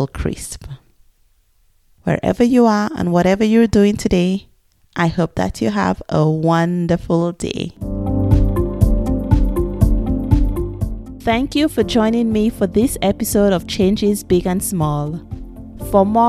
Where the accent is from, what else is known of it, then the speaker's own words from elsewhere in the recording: St. Lucia; now in Prague, Czech Republic; Since I was born in the Caribbean in St. Lucia